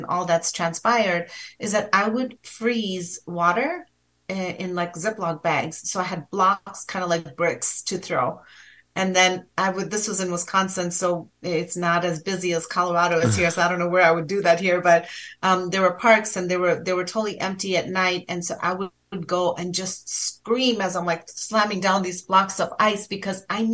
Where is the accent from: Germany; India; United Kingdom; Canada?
India; I'm from India.